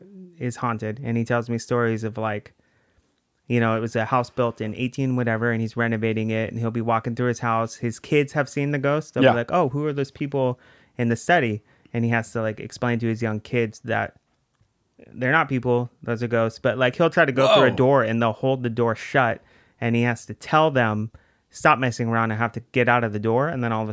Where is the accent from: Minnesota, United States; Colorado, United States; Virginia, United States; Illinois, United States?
Virginia, United States; But then my dad worked at the Pentagon. So we lived in Virginia. Yeah.